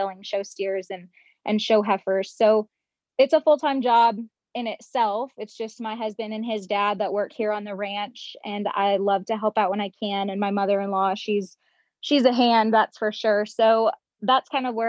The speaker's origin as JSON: {"language": "English", "town": "Bend", "region": "Oregon", "country": "United States", "tie": "born or raised there", "also_born_or_lived": "Oklahoma / Champaign, Illinois / Texas", "moved": "as an adult", "said": "originally I am from Bend, Oregon, which when I was growing up was a decent sized town"}